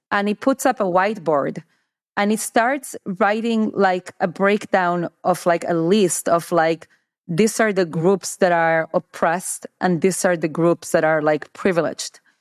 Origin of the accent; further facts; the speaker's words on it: United States; as an American